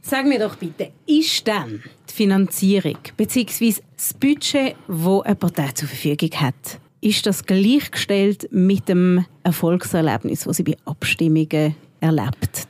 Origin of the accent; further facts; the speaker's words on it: Switzerland; bei uns in der Schweiz